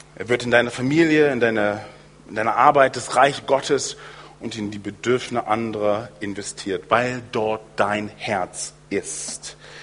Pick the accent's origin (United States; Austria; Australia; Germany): United States; moved away; in den USA, wo ich aufgewachsen bin